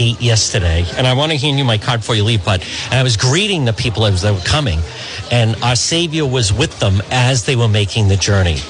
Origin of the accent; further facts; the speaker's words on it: Northeast, United States; We're from the Northeast.